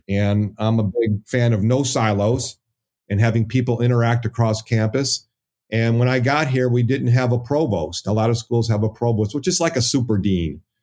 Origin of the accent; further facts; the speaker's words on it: Hazel Park, Michigan, United States; I'm from the Detroit area, um, Hazel Park